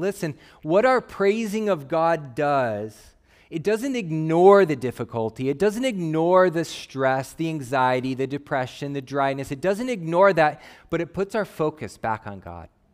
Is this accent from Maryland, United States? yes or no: no; Phoenix, Arizona, United States; I grew up in Phoenix, Arizona